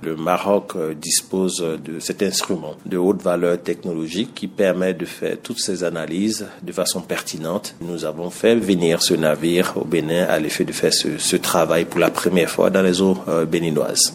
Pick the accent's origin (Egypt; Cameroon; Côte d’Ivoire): Côte d’Ivoire; en tant qu'ivoirien